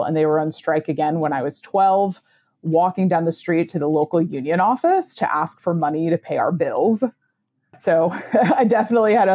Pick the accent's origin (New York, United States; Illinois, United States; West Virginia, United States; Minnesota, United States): West Virginia, United States; born and I grew up in West Virginia